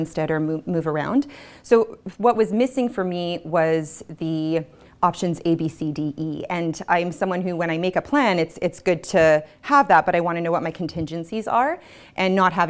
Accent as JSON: {"language": "English", "town": "Winnipeg", "region": "Manitoba", "country": "Canada", "tie": "born or raised there", "also_born_or_lived": "Halifax, Nova Scotia / Montreal", "moved": "yes", "lives_now": "Moncton, Canada", "said": "I grew up in Winnipeg, and we lived in Halifax, Nova Scotia, Montreal before settling here."}